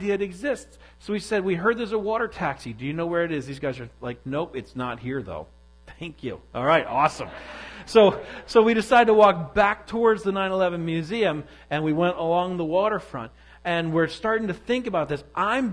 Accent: New York, United States; moved away; I'm from New York originally

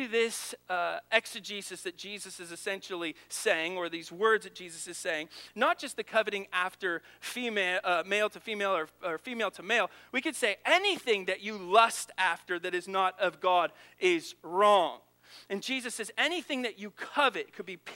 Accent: Monmouth, Illinois, United States; moved away; I grew up in Monmouth, Illinois

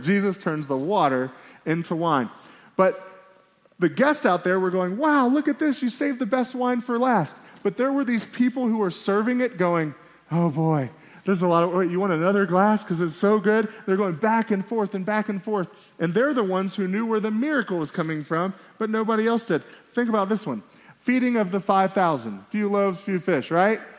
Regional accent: Miami, Florida, United States; now in Billings, United States; I'm from Miami, Florida

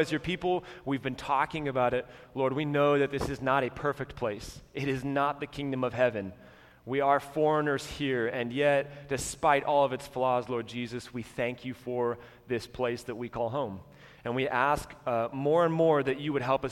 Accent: United States; as American Christians

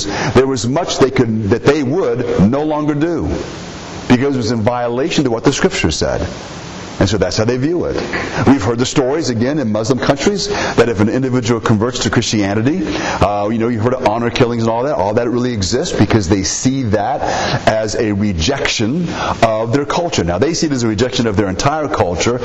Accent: United States; we are Americans

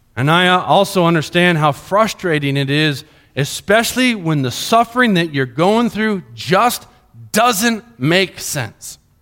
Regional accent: Colombia; moved away; When I grew up in Columbia, Columbia

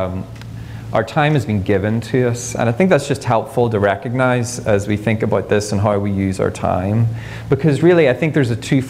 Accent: Ireland; moved away as an adult; now in United States; I'm Irish

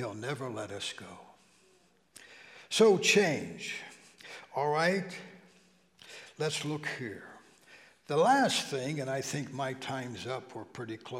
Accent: Steubenville, Ohio, United States; moved away; back in the valley where I grew up in Steubenville

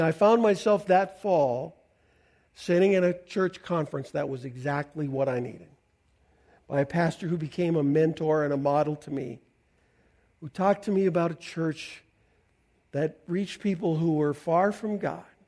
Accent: Canada; I'm a Canadian

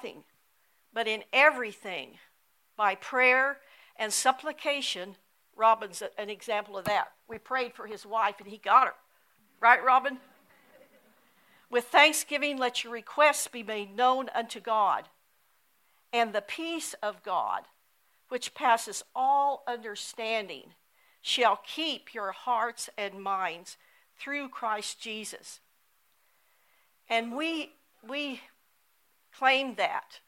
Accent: Brewster, United States; Jim and I grew up together, attending Brewster School from first grade through 12th grade. I was raised in the Pleasant Home community

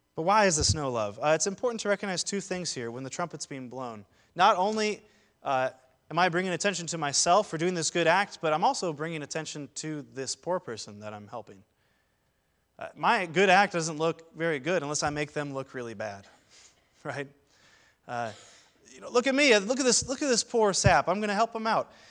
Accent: Seattle, Washington, United States; now in Saint Louis, United States; I'm originally from Ballard, uh, home of the Ballard Locks and all sorts of Norwegian jokes

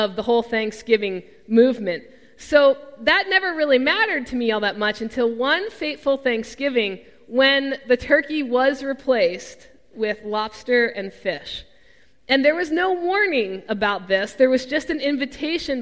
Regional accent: Mid-Atlantic, United States; I'm from the Mid-Atlantic, born just south of the Mason-Dixon line

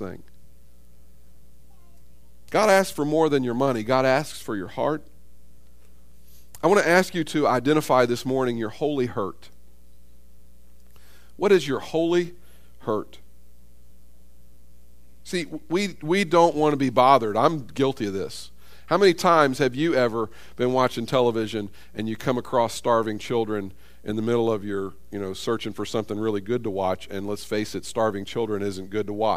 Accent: United States; I was born in America. I grew up in an affluent society

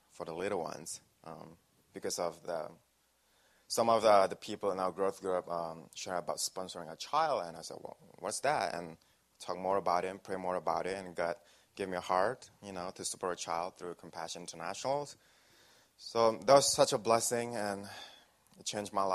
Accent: Indonesia; now in Wisconsin, United States; I came from a small town in Indonesia

